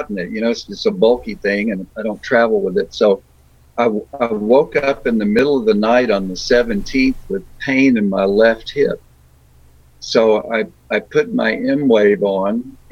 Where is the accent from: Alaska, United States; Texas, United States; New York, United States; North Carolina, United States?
Texas, United States; Beaumont; I was born in Beaumont, Texas